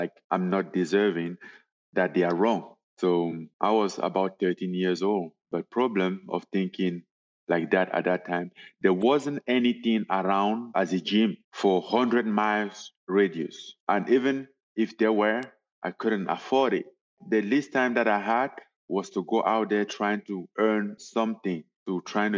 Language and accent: English; Cameroon; moved away as an adult; also born or lived in Paris; I was born in Cameroon in a very poor family.